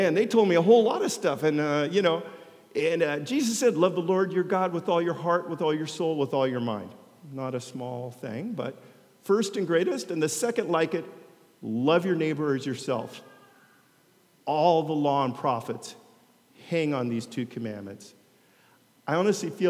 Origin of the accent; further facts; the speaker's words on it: United States; now in Long Beach, United States; I'm an American